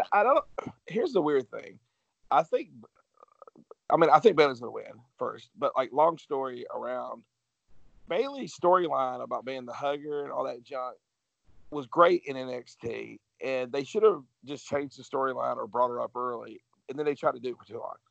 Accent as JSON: {"language": "English", "region": "Georgia", "country": "United States", "said": "I'm from Georgia"}